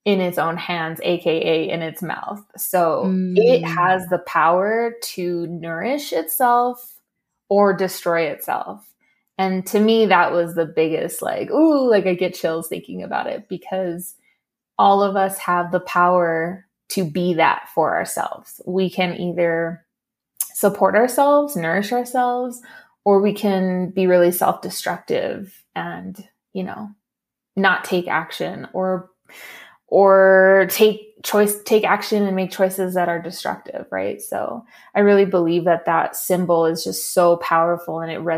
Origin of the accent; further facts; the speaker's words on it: Los Angeles, California, United States; also born or lived in Torrance, California; I actually am a native to LA. I was born in Torrance, California, and then we moved pretty quickly into my childhood to a little pueblito